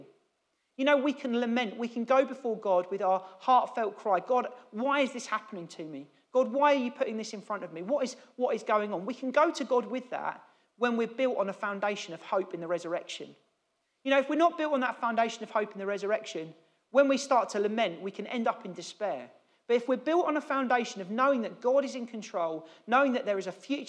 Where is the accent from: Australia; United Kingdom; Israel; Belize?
United Kingdom; as British people